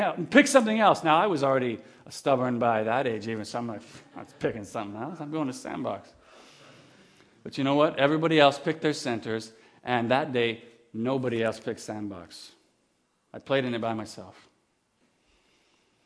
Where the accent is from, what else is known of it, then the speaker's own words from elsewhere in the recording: Kamloops, British Columbia, Canada; also born or lived in Campbell River; When I was 5 years old, we moved from Campbell River to Kamloops, where I grew up most of my life